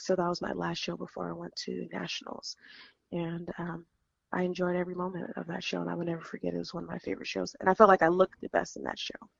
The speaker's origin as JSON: {"language": "English", "region": "California", "country": "United States", "said": "I am from California"}